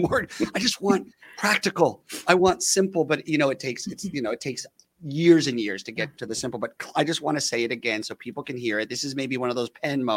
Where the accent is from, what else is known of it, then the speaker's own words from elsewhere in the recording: Los Angeles, California, United States; I grew up